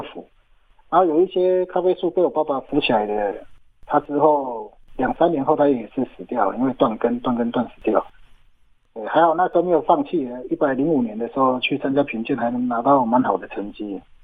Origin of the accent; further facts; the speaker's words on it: Yuli, Hualien County, Taiwan; 我出生的部落是在花莲玉里高寮社区，这里也是阿美族族群较多的地方，这里的部落名也叫打姑寮部落